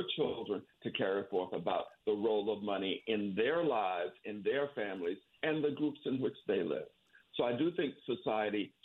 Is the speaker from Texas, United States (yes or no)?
no; Florida panhandle, United States; I was raised in the Florida panhandle in a rural area where there was no money at all